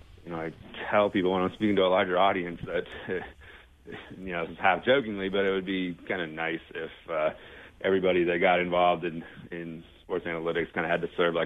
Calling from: Salt Lake City, Utah, United States; I am calling from Salt Lake City.

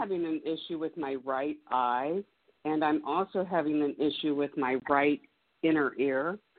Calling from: Indianapolis, Indiana, United States; I'm calling from Indianapolis, Indiana.

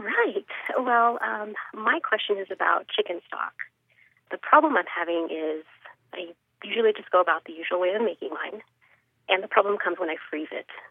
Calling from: Anaheim, California, United States; I'm calling from Anaheim, California.

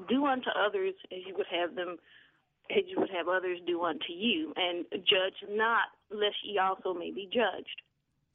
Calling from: Jackson, Mississippi, United States; I'm calling from Jackson

